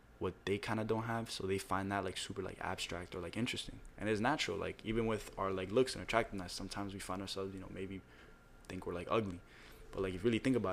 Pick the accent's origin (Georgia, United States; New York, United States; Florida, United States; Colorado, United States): Florida, United States; Miami; I think I'm from Miami